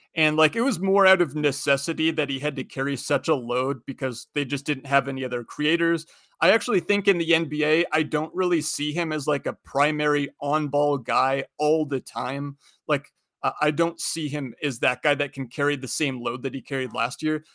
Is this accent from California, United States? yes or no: no; Spokane, Washington, United States; I'm from Spokane, so I, I'm a Gonzaga fan